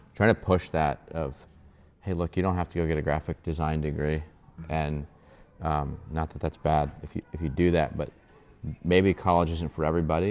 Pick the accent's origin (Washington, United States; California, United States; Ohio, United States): Ohio, United States; Columbus; now in Kentucky, United States; I was born and raised in Columbus, Ohio